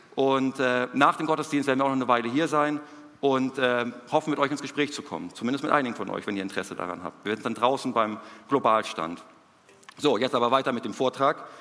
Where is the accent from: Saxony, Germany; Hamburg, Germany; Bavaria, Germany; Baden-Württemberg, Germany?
Hamburg, Germany; moved away as an adult; now in Peru; hier zu sein, in Hamburg, in meiner Heimatstadt